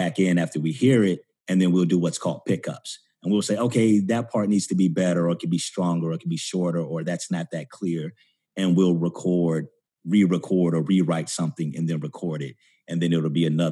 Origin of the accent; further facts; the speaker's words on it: Florida, United States; now in New York, United States; my home state of Florida